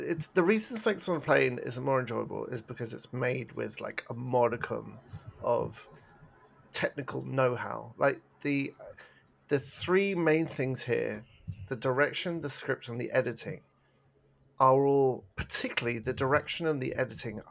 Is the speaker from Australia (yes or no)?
no; England, United Kingdom; now in Canada; I'm English.